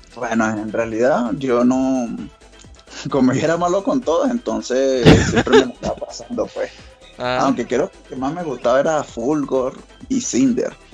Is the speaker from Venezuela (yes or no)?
yes; Venezuela; now in Colombia; ahorita estoy de, Colombia en realidad, pero soy de Venezuela